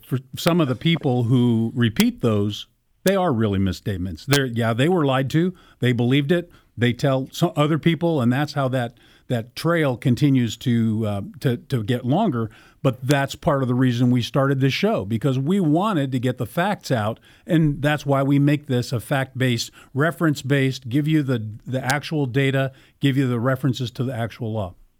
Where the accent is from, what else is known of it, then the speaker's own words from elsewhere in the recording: Arizona, United States; now in Ohio, United States; home state of Arizona, where I grew up